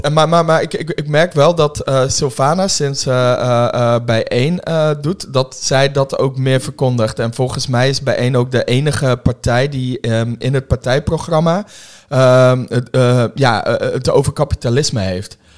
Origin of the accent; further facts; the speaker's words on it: Woerden, Utrecht, Netherlands; also born or lived in Germany; ik kom uit de Schilderswijk. Oh, eh, in Den Haag? Eh, nee, uit, uit Woerden